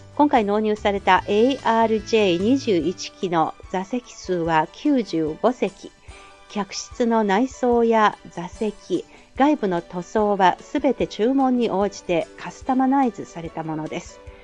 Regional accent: Chizhou, Anhui, China; moved away; also born or lived in Beijing; 私 の実家の 暗記省、 まあ、 地州市

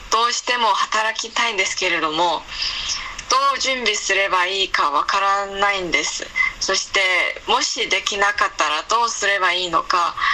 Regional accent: Liaoning, China; Japanese is a second language; はい、そうですね。

